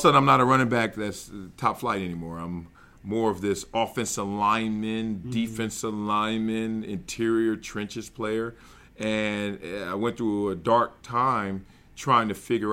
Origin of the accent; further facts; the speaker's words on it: Los Angeles, California, United States; also born or lived in Compton, California; I'm from Compton, California, born and raised there till about the age of five, then moved to the South Central Los Angeles